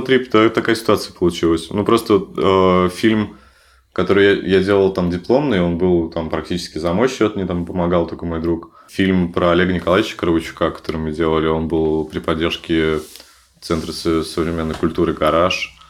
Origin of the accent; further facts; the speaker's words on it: Severodvinsk, Arkhangelsk Oblast, Russia; в моем родном городе, в Северодвинске